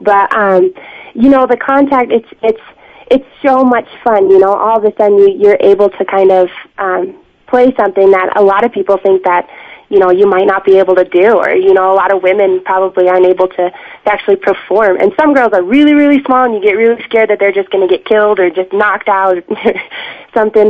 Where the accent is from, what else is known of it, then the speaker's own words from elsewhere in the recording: Laramie area, Wyoming, United States; also born or lived in Alaska; I am from Alaska originally, but was kind of brought up in this area